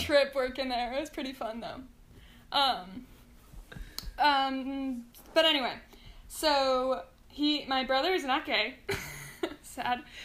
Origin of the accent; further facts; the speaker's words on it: Mountain View, California, United States; I was born and raised in Mountain View, California